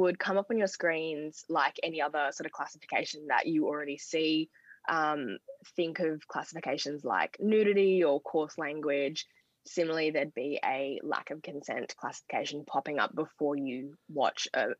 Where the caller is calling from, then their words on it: Sydney, New South Wales, Australia; I'm joining from Gadigal land tonight.